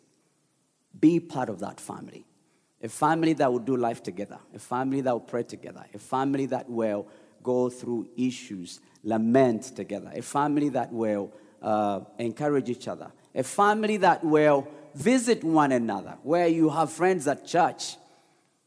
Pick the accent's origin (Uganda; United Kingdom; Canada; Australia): Uganda; now in Detroit, United States; I grew up in Uganda